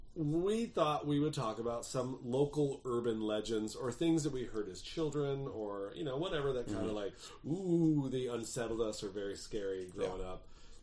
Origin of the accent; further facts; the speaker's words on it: San Diego, California, United States; I'm originally from San Diego.